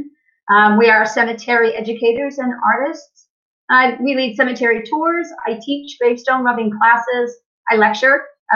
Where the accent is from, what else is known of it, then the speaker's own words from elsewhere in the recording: Central Massachusetts, United States; I grew up in Massachusetts. I grew up in Central Mass